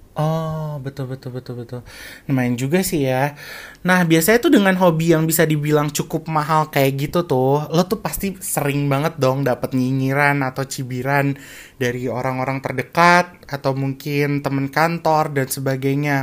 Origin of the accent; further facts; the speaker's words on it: Jakarta, Indonesia; moved away as an adult; also born or lived in Depok; now in Kuala Lumpur, Malaysia; gue lahir di Jakarta